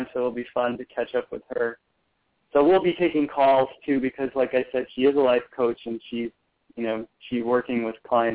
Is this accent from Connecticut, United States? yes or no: yes; Connecticut, United States; moved away as an adult; I grew up in Connecticut. I spent the first almost 18 years of my life there